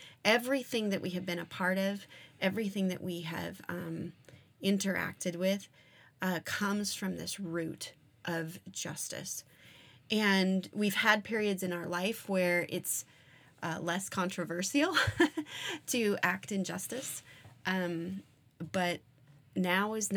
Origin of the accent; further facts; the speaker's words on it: Arizona, United States; I grew up in Arizona where we had multiple Indian reservations around the area.